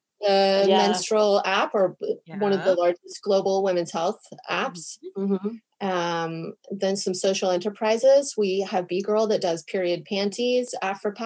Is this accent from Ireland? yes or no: no; United States; now in Stockholm, Sweden; I'm American